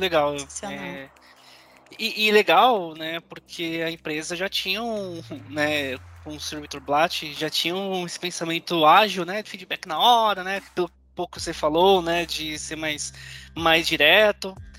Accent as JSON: {"language": "Portuguese", "region": "São Paulo", "country": "Brazil", "said": "eu não sou da região de Campinas, sou, sou de São Paulo"}